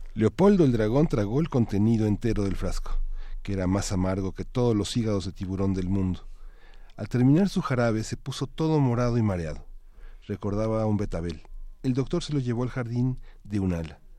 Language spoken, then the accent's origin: Spanish; Mexico; como mexicanos